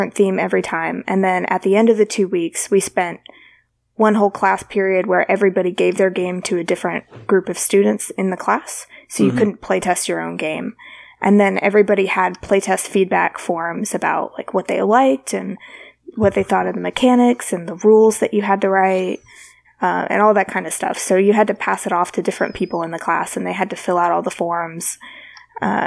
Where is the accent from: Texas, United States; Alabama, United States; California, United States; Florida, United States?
Alabama, United States; I'm from Alabama.